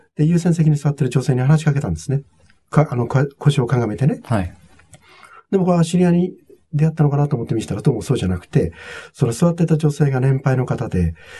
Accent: Togakushi, Nagano, Japan; born or raised there; moved away as an adult; also born or lived in United States

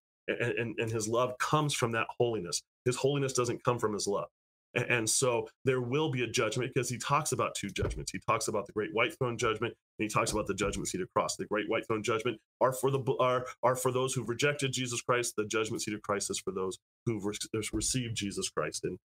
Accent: United States; now in California, United States

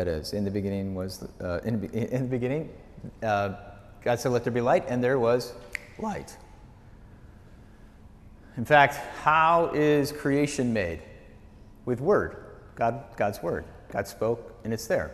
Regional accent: Wisconsin, United States; moved away; growing up in Wisconsin, growing up on the farm

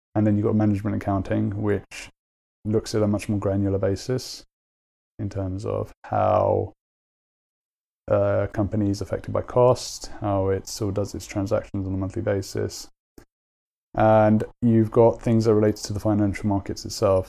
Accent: London, United Kingdom; I grew up in London and I went to uni in London

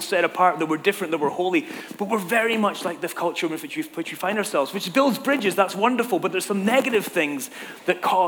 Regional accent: Scotland, United Kingdom; moved away as an adult; now in Southern California, United States; I'm from Scotland. The gangs in my town were just like, you know, nothing to be afraid of.

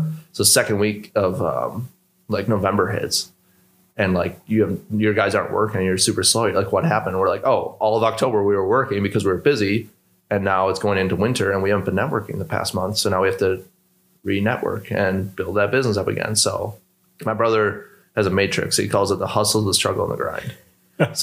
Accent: Milwaukee, Wisconsin, United States; we're two brothers from Milwaukee

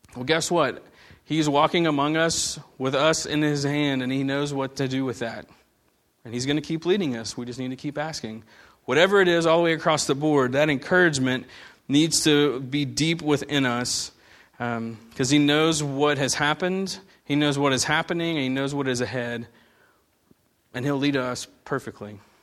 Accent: United States; growing up in America

